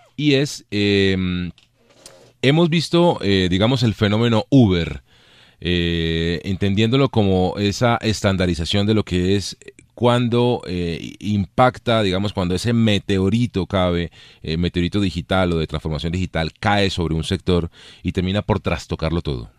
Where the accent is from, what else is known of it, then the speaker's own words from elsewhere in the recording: Colombia; nuestra vida nacional como colombianos